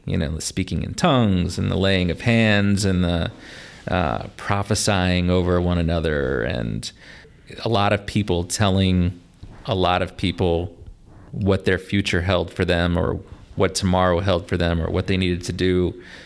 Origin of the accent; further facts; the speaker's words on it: La Porte, Indiana, United States; also born or lived in Pasadena, Texas / Mishawaka, Indiana; I moved to Laporte because that's where my mom's family lived. I grew up here ever since then